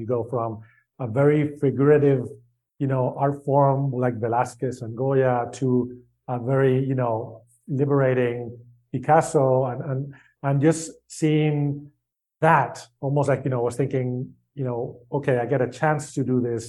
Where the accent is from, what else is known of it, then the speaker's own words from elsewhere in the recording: Spain; I grew up in Spain